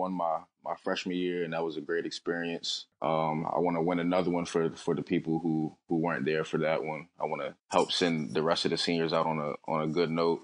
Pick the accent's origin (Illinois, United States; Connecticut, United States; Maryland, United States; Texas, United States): Maryland, United States; Baltimore; Born and raised in Baltimore, Maryland